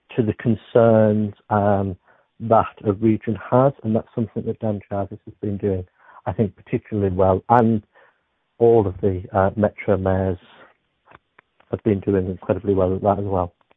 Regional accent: Beverley, Yorkshire and the Humber, United Kingdom; I'm from Beverley, which is just outside Hull

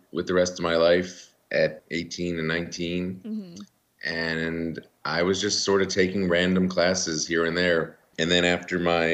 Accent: Rockville, Maryland, United States; also born or lived in Washington, D.C. / Bloomington, Indiana; I grew up in Rockville, Maryland. We moved out to the suburbs when I was about 8 years old.

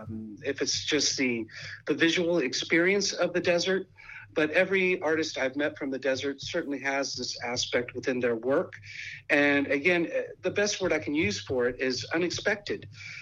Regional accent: Midwest, United States; being a Midwesterner coming from a area of seasons, there were things that I didn't like about the desert and things that I did like about the desert.

